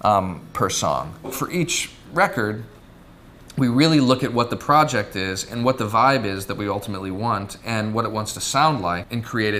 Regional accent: St. Louis, Missouri, United States; moved away; also born or lived in Syracuse / California; I grew up in St. Louis

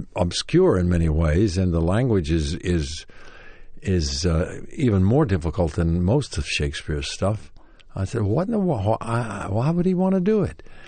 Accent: Knoxville, Tennessee, United States; moved away; Knoxville, Tennessee, my hometown

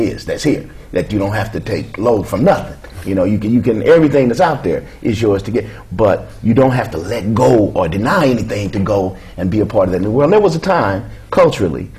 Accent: Kansas City, Missouri, United States; moved away; I come from Kansas City

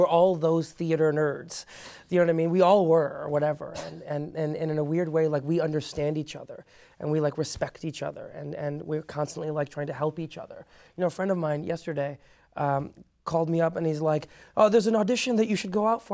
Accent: Chicago, Illinois, United States; first language Persian; English is a second language; also born or lived in Iran; I grew up in Chicago

